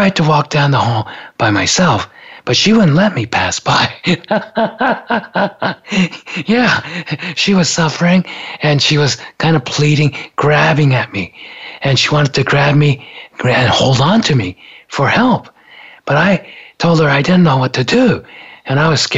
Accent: Japan; now in United States; growing up in Japan

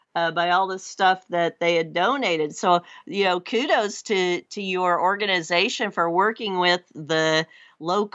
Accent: North Central Missouri, United States; I was born and raised in North Central Missouri

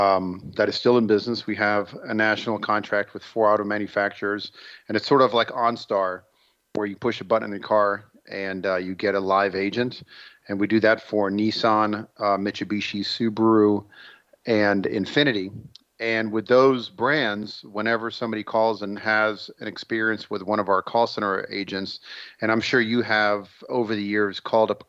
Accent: Israel; moved away; I'm originally from Israel

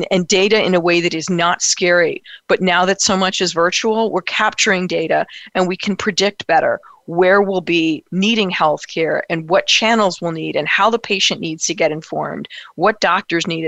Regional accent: New York City, New York, United States; as a New Yorker

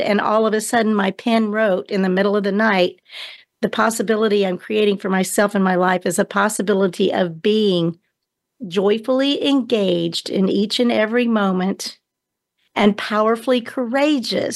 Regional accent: Houston, Texas, United States; I was born in Houston, Texas in 1953.

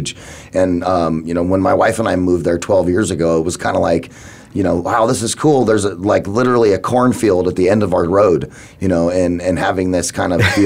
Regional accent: Phoenix, Arizona, United States; I'm born and raised in Phoenix, Arizona

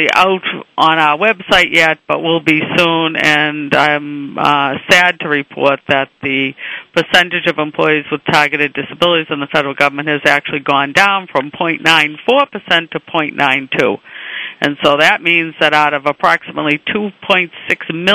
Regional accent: Boston, Massachusetts, United States; accent: Boston; my Boston accent

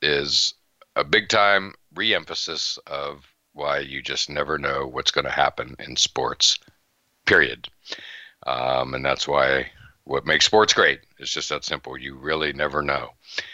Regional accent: Western Pennsylvania, United States; also born or lived in Tampa; now in Boston, United States; I'm from Western Pennsylvania

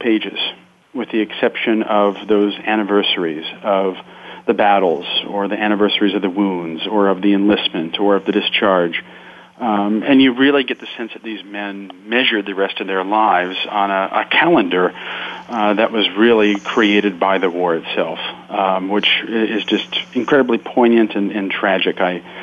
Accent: Akron, Ohio, United States; my hometown of Akron, Ohio

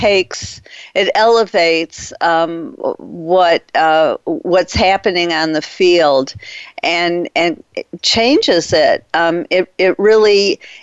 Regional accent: Detroit, Michigan, United States; I'm from Detroit, and my father was a big fan of the Detroit Tigers.

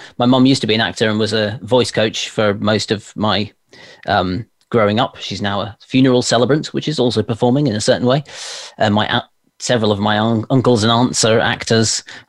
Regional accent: London, United Kingdom; born there; accent: RP; I was born in London, and as you say, my family were all actors, so I think I sort of just kept the RP type twang

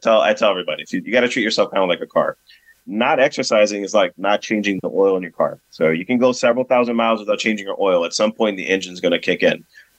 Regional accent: Brazil; moved away; So I actually recently just came back from my home country. I'm from Brazil.

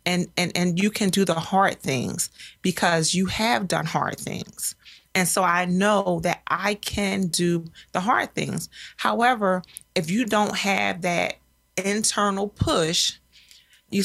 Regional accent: Philadelphia, Pennsylvania, United States; I'm a Philadelphian and have run those streets

